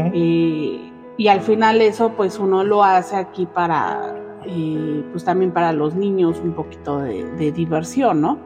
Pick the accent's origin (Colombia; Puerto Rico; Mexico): Mexico; La mayoría, yo creo, de los mexicanos somos fieles creyentes de la Virgen